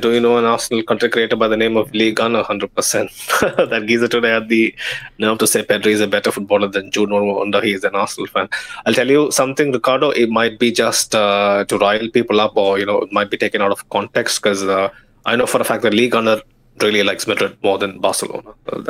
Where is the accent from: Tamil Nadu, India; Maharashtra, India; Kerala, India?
Kerala, India; first language Malayalam; English is a second language; Savola in my mother tongue, Malayalam. I think, you know, like Kerala has a lot of Portuguese influence, and I see where it comes from.